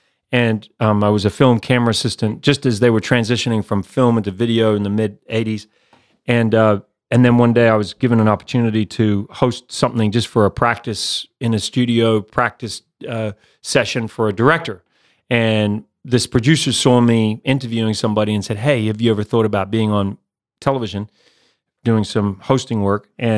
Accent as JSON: {"language": "English", "country": "New Zealand", "accent": "mixed", "said": "Yeah. So, yeah, I'm from New Zealand, even though I've got this mixed up accent."}